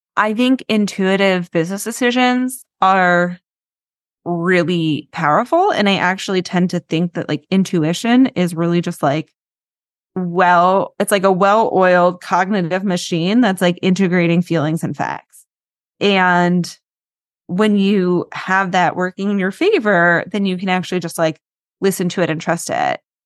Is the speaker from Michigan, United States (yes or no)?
no; New York City, New York, United States; I live in New York, I grew up in New York City